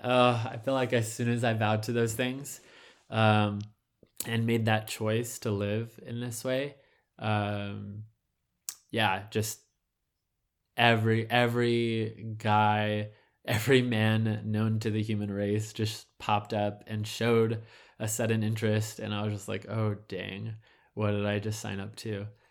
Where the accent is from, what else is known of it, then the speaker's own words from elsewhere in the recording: Southern California, United States; I was born in Southern California